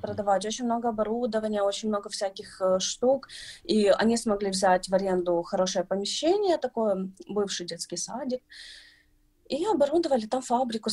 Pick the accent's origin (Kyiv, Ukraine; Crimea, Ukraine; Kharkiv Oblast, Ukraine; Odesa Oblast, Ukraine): Kyiv, Ukraine; я из Киева